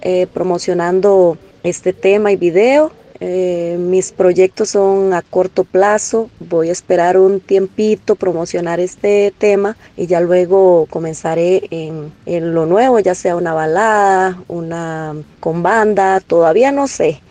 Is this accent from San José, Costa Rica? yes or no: no; southern zone of Costa Rica, Golfo Dulce, Corcovado Park, Puntarenas, Costa Rica; del paraíso donde yo vengo, que es la zona sur, Golfo Dulce, Parque Corcovado.